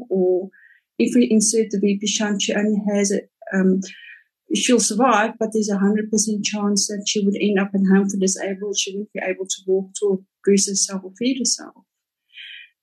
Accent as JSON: {"language": "English", "town": "Cape Town", "region": "Western Cape", "country": "South Africa", "also_born_or_lived": "Roodepoort, Johannesburg", "moved": "as an adult", "lives_now": "Johannesburg, South Africa", "said": "I'm originally from Cape Town"}